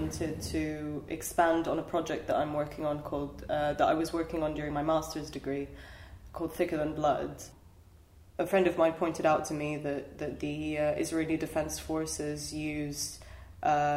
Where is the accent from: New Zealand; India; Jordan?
Jordan; I grew up in Jordan for the most part